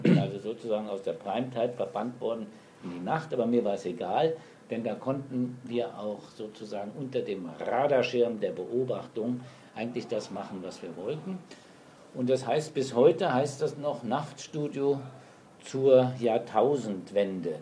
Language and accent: German; Saarland, Germany; moved away as an adult; also born or lived in Frankfurt / Mainz / Berlin; Also ich bin im Saarland geboren und bin auch heute noch bekennender Saarländer